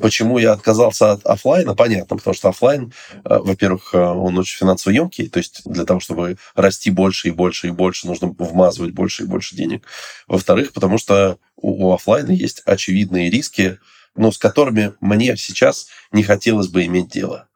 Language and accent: Russian; Moscow, Russia; я из Москвы